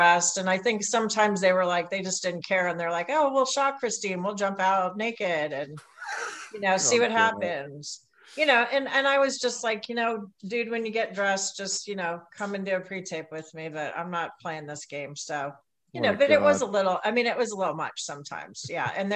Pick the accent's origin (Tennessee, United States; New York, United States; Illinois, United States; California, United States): New York, United States; I am a New Yorker